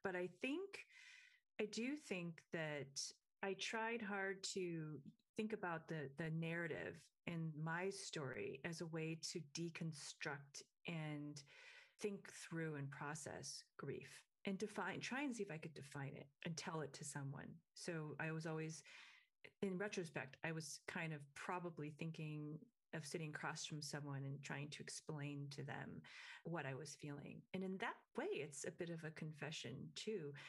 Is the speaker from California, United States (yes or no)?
no; Michigan, United States; I grew up in Michigan